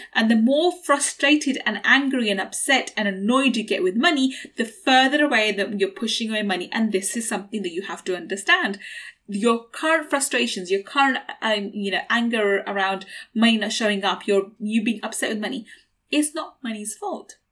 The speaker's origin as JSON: {"language": "English", "region": "London", "country": "United Kingdom", "tie": "born or raised there", "said": "I grew up in East London, in a council estate in East London, and I went to a state school"}